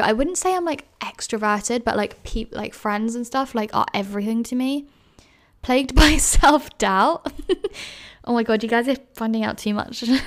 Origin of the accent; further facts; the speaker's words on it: London, United Kingdom; moved away as an adult; now in Edinburgh, United Kingdom; I grew up in London, but, like, Greater London, like, suburb